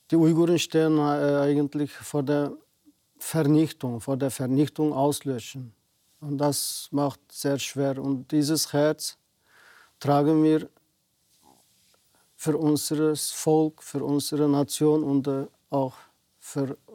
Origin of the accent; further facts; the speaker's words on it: Xinjiang, China; German is a second language; moved away as an adult; Äh, ich bin seit mehr als 23 Jahren nicht mehr in Osttürkistan gewesen, in meiner Heimat. Das ist natürlich nicht freiwillig. Äh, ich gehe nicht freiwillig zurück. Ich vermisse natürlich meine Verwandten, Familie, meine Kollegen. Ich bin dort geboren, dort aufgewachsen